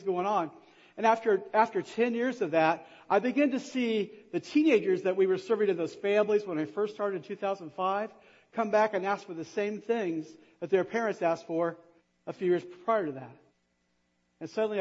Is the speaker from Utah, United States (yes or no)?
no; Kokomo, Indiana, United States; moved away as an adult; I grew up in Kokomo. Actually, I grew up in Kokomo.